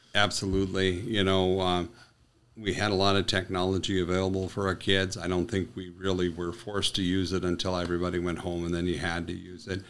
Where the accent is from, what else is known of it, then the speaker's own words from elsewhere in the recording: Willow City, North Dakota, United States; moved away as an adult; also born or lived in Arizona / Turtle Mountain Indian Reservation; now in Minot, United States; my hometown of Willow City